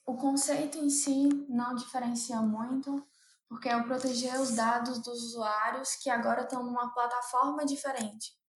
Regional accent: Fortaleza, Ceará, Brazil; moved away as an adult; now in São Paulo, Brazil; eu sou de Fortaleza, eu morava em Fortaleza, no Ceará

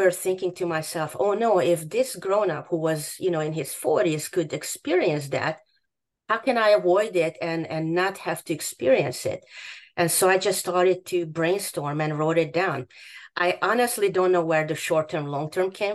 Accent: Hungary; English is a second language; moved away as an adult; also born or lived in Boston; now in United States; My background is that I grew up in Hungary.

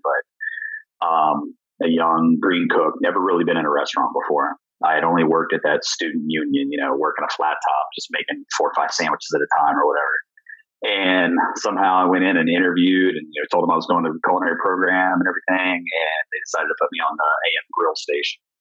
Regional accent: Indiana, United States; moved away as an adult; now in Columbus, United States; I'm from Indiana

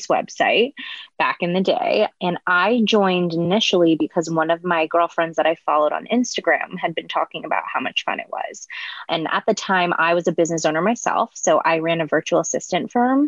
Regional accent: Northern California, United States; moved away as an adult; also born or lived in New York City; I was born and raised in Northern California, came to New York City for college

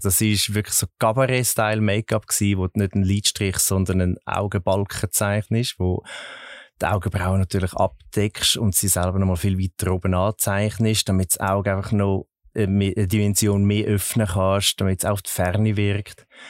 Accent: Zurich, Switzerland; ich bin in Zürich geboren und aufgewachsen

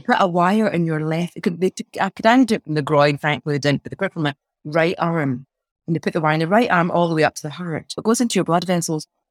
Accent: Glasgow, Scotland, United Kingdom; accent: Glasgow twang; also born or lived in Pakistan / Wales; now in Edinburgh, United Kingdom; I came over when I was three and then I was brought up in Glasgow

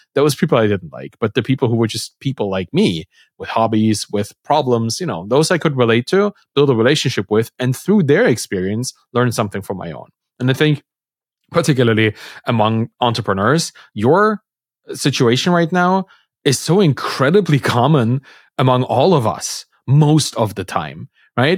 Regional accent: East Germany, Germany; I come from, like, a East German kinda cultural

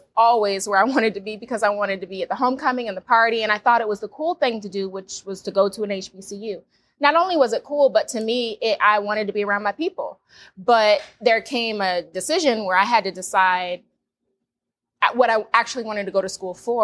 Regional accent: Florida, United States; growing up in Florida, I knew about Bethune-Cookman and FAMU

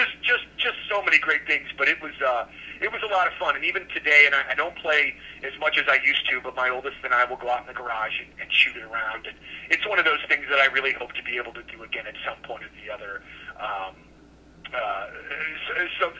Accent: Florissant, Missouri, United States; where I grew up in Florissant

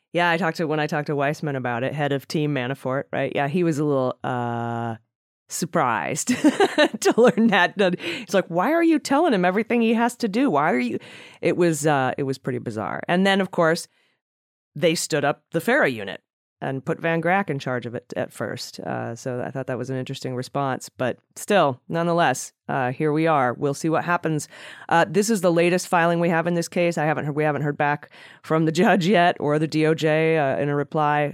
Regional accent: Cleveland, Ohio, United States; now in San Diego, United States; I grew up in Cleveland

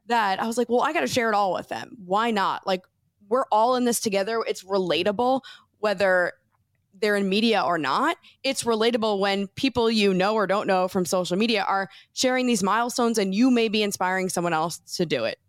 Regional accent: New Jersey, United States; moved away as an adult; we're from New Jersey

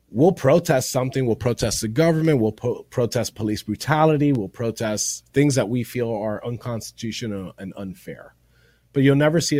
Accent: Miami, Florida, United States; first language Spanish; Nací aquí en Miami, eso es porque el español mío no es

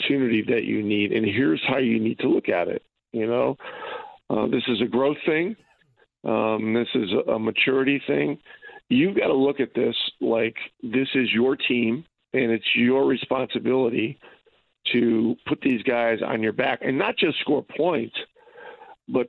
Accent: Ogdensburg, New York, United States; now in Indianapolis, United States; About a 10-minute ride to my hometown in Ogdensburg

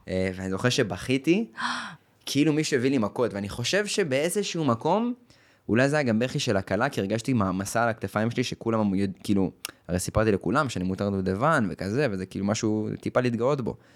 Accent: the Krayot, Haifa District, Israel; אני מהקריות

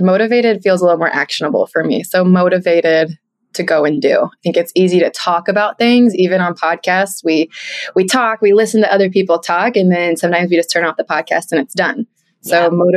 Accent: Midwest, United States; now in Clemson, United States; I am from the Midwest. I'm very close to my family, so it was really hard to leave.

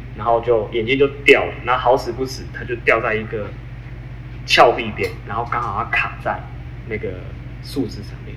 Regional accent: Taiwan; 我们台湾人

